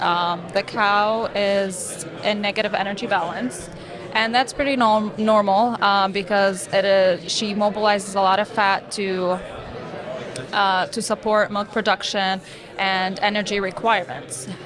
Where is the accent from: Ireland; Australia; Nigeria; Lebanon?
Lebanon; Beirut, Beirut Governorate; moved away as an adult; now in Michigan, United States; So I'm originally from Beirut, Lebanon. I was born and raised in Lebanon